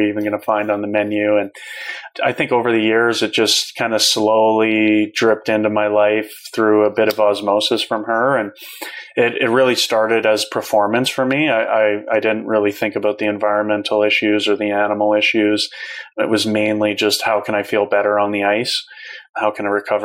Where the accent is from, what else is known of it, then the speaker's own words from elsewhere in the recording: Calgary, Alberta, Canada; my hometown that day of Calgary